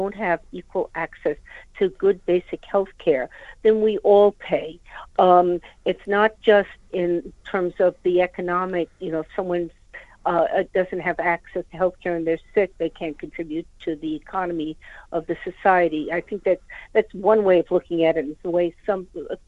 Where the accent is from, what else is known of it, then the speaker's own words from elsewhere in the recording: United States; now in United Kingdom; you might be able to tell from my accent, I'm myself from the United States.